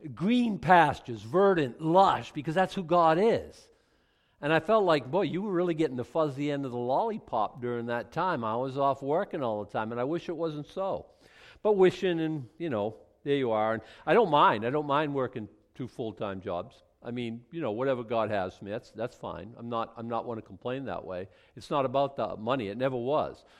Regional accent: Boston, Massachusetts, United States; Boston was either second or third, my hometown

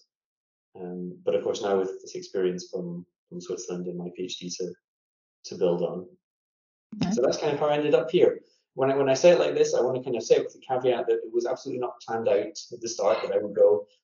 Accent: Edinburgh, Scotland, United Kingdom; moved away; also born or lived in St Andrews; I'm from Scotland originally, and I grew up in Edinburgh

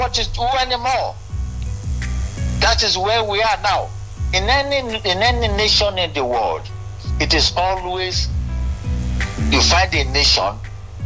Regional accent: Osun, Nigeria; I come from Osun State

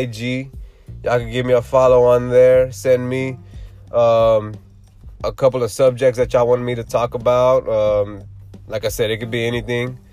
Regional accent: Houston, Texas, United States; I'm from Houston, Texas

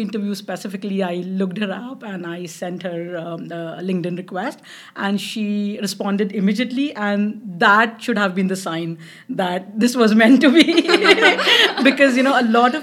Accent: Mumbai, Maharashtra, India; moved away as an adult; also born or lived in London, United Kingdom; now in Ottawa, Canada; I grew up in Mumbai

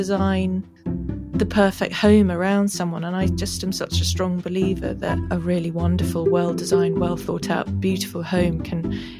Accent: South Africa; also born or lived in London, United Kingdom; But I was born in London and we lived in Putney and Wimbledon and places like that. And then we moved to South Africa when I was 8.

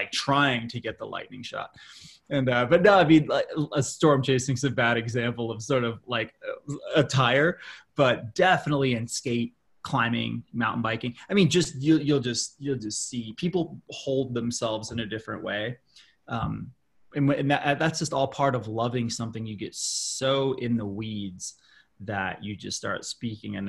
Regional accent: Colorado Springs, Colorado, United States; now in Boulder, United States; I grew up in Colorado Springs, Colorado

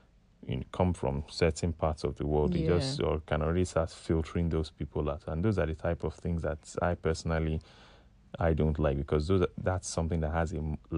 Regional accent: Nigeria; moved away as an adult; I said, yeah, I'm from Nigeria.

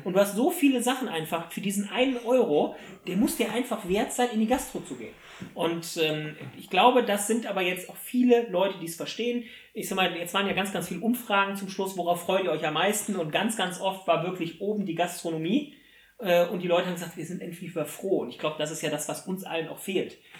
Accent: Germany; bei uns in Deutschland

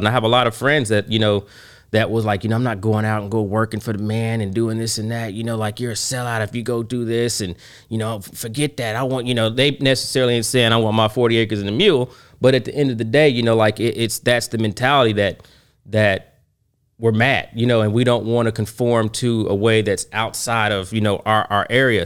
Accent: Oklahoma, United States; I am from Oklahoma.

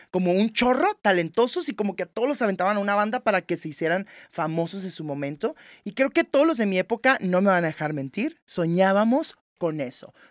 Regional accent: Tijuana, Baja California, Mexico; also born or lived in Los Angeles, United States; Soy de aquí, pues, o sea, aquí hice la primaria, el kinder, la secundaria

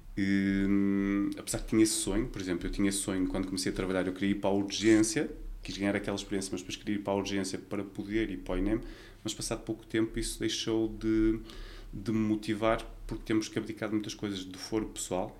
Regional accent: Vila Nova de Gaia, Porto District, Portugal; nasci em Gaia, vivi sempre em Gaia

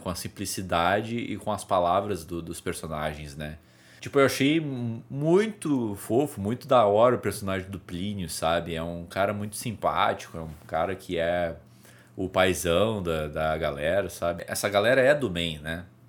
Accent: Brazil; Eu sou brasileiro

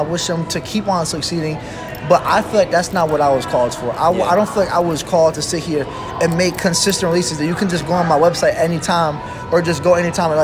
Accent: Virginia Beach, Virginia, United States; I was born in Virginia Beach.

